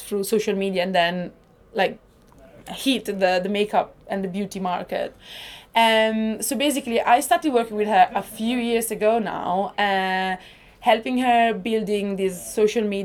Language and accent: English; northern Italy, Italy; English is a second language; moved away; I'm Italian because I'm Italian. I'm from Northern Italy